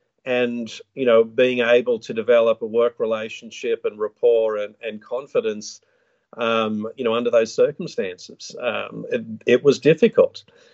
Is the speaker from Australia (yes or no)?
yes; Australia; I live in a small town just west of Brisbane in the Sunshine State of Queensland.